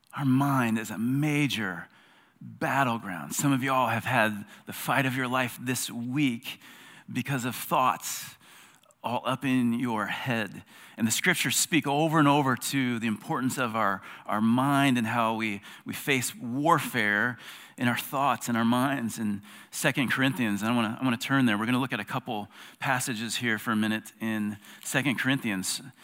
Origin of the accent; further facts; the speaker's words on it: South Carolina, United States; I'm an American. I'm a South Carolinian